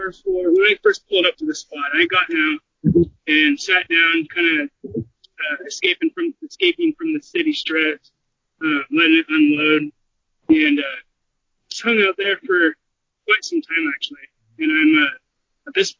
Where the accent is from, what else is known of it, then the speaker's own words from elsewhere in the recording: Portland, Oregon, United States; I'm from Portland, Oregon area.